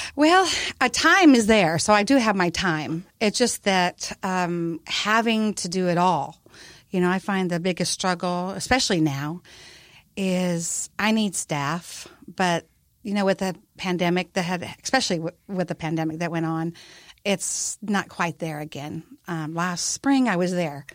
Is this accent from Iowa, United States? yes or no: yes; Iowa, United States; also born or lived in Hawaii; now in Texas, United States; I'm basically a little uh, Iowa girl back in Card Lake, Iowa. But uh, I've lived there, lived in Hawaii, and I've been to Texas for about 25 years.